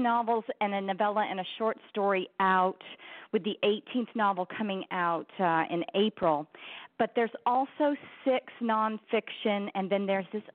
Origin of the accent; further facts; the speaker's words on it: Texas, United States; also born or lived in Wyoming / Minnesota; I grew up mostly in Texas, but a little bit in Wyoming and Minnesota